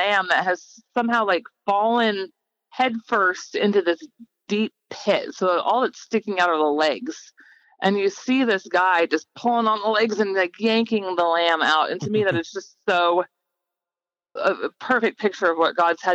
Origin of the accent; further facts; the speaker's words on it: Gig Harbor, Washington, United States; I grew up in Gig Harbor, Washington